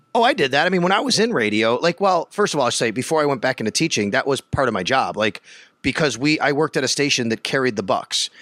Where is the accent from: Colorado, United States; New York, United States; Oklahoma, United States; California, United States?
New York, United States; Buffalo; moved away as an adult; also born or lived in Florida / Syracuse; I grew up in Buffalo